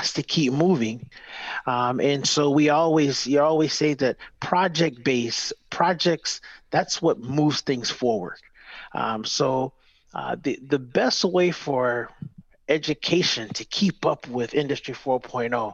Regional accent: Detroit, Michigan, United States; I grew up in Detroit, Michigan, and went through an apprenticeship program to start

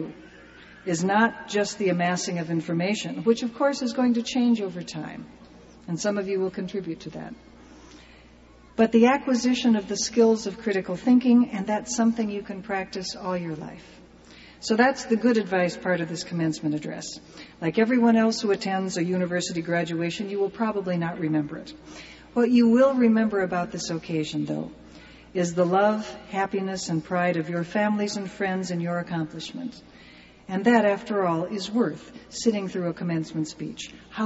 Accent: California, United States; I'm from California

